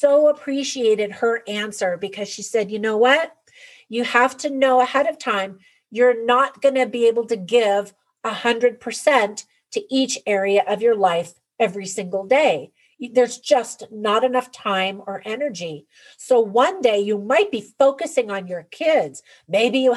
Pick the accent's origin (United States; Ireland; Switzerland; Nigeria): United States; California; moved away; I grew up in California and then raised my family there for a number of years